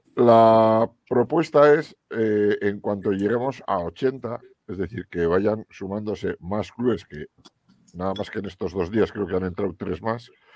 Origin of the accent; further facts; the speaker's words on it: Cizur, Navarre, Spain; mi pueblo, en Cizur